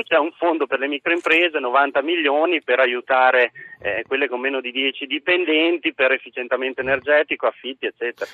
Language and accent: Italian; Modena, Emilia-Romagna, Italy; Io sono ad esempio di Modena, io sono emiliano